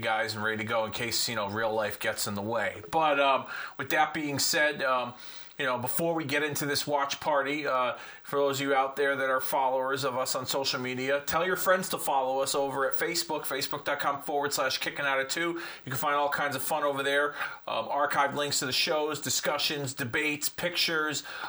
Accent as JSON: {"language": "English", "town": "Hartford", "region": "Connecticut", "country": "United States", "tie": "born or raised there", "said": "I'm from the Connecticut area, Hartford being my hometown"}